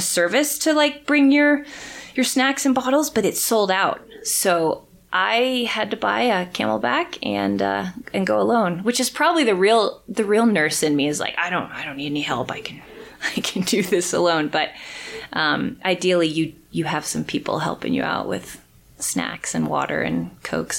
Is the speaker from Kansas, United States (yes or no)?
no; Colorado, United States; I'm from Colorado